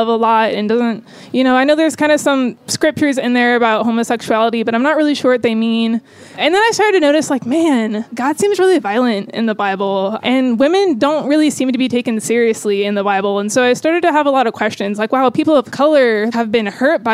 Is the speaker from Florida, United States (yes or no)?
yes; Tallahassee, Florida, United States; I am from Tallahassee, Florida, moving pretty soon to Phoenix, Arizona.